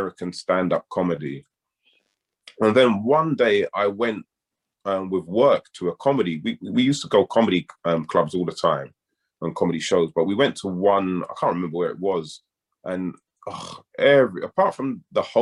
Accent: London, United Kingdom; in my own area where I'm born and raised in Northwest London

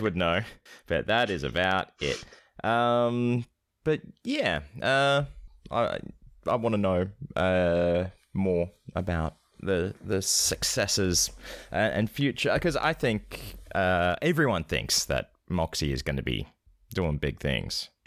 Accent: Scotland, United Kingdom; I'm not British. I'm from Scotland. I should change my accent

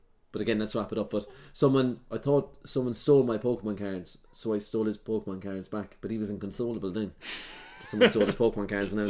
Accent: Ireland; and I'm Irish

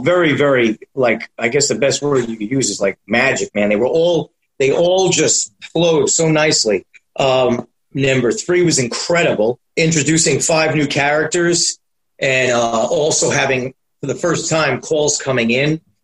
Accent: New York City, New York, United States; also born or lived in Astoria, Queens; I was born and raised in Manhattan

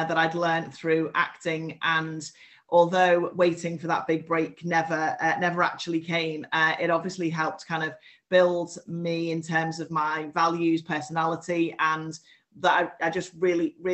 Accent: the Wirral, North West England, United Kingdom; now in Liverpool, United Kingdom; I was born on the Wirral and have lived in Liverpool for the last 18 years.

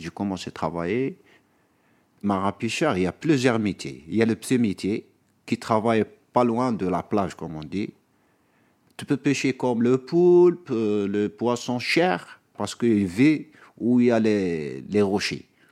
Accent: Béni Saf, Aïn Témouchent Province, Algeria; moved away as an adult; now in Paris, France; je suis algérien d'origine, j'ai grandi en Algérie, dans une province qui s'appelle Binissaf

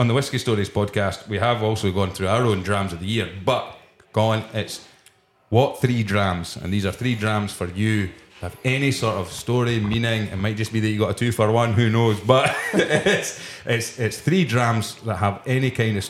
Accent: Scotland, United Kingdom; I said, yeah, I'm Scottish.

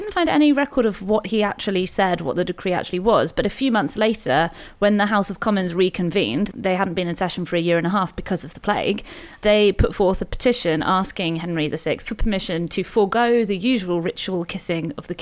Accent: Weymouth, South West England, United Kingdom; Weymouth, actually, my hometown.

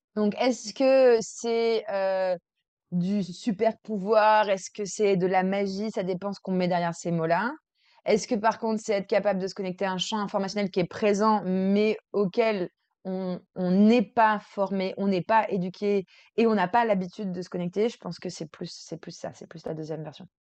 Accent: Versailles, Île-de-France, France; j'ai grandi à Versailles.

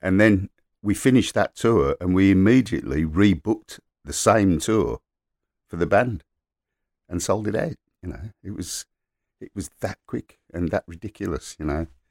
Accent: Birmingham, West Midlands, United Kingdom; also born or lived in King's Heath, Birmingham / Moseley, Birmingham; I grew up in Borsall Heath and then moved to King's Heath

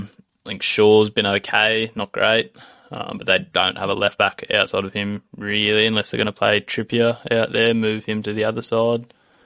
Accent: Australia; obviously I'm Australian, but I'm half English as well

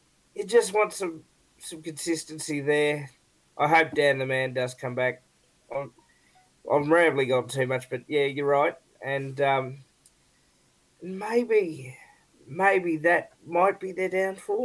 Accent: Australia; that's my opinion as an Australian

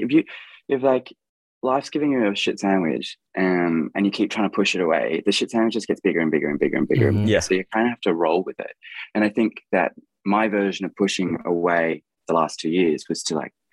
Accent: Australia; I'm a singer from Australia

